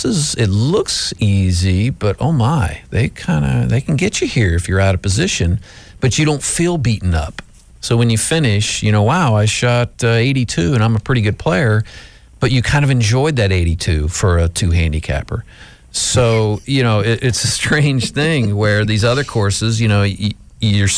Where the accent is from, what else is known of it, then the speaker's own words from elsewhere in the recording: Florida, United States; moved away; I grew up in Florida.